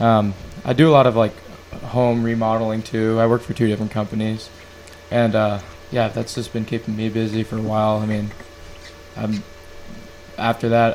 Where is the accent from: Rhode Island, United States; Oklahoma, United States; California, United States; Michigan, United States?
California, United States; Oxnard; also born or lived in Manchester, New Hampshire; I grew up there for a long time up until I was in like third or fourth grade